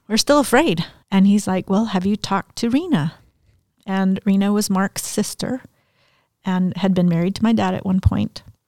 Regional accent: Mexico; now in Denton, United States; I had a Mexican birth certificate 'cause I was born in Mexico.

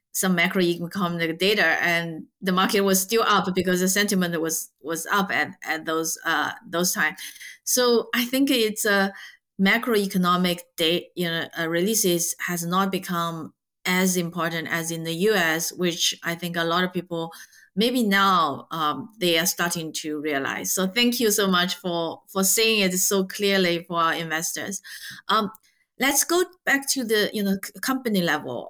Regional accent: Zhejiang, China; moved away; I grew up in Zhejiang

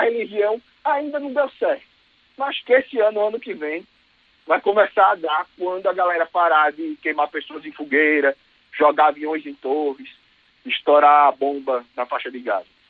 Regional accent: Maceió, Alagoas, Brazil; Eu sou lá de Maceió

